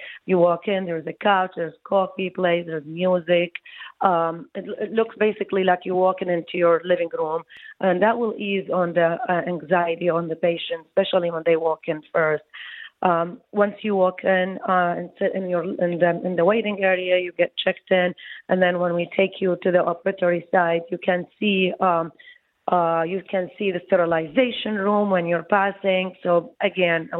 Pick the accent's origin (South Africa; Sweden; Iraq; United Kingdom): Iraq; moved away as an adult; also born or lived in Baghdad, Iraq / New York / New Jersey; now in Detroit, United States; I came from Iraq